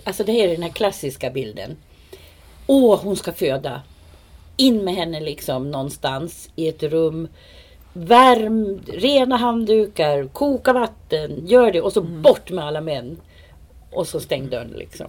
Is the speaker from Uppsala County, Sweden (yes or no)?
yes; Uppsala, Uppsala County, Sweden; Jag är född på Uppsala BB 1954